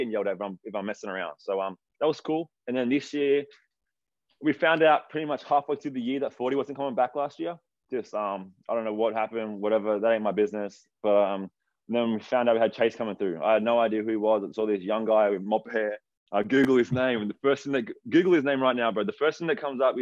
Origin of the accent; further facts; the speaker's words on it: Wollongong, New South Wales, Australia; moved away as an adult; now in Sydney, Australia; growing up in Wollongong